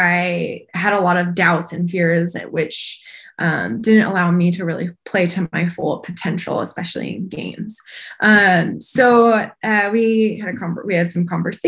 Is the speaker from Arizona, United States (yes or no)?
yes; Arizona, United States; moved away as an adult; I'm from Arizona.